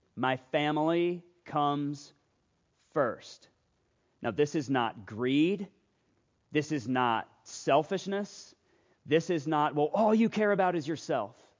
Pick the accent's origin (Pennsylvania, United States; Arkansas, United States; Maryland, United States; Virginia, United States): Virginia, United States; Loudoun County; moved away; I am from Loudoun County, Virginia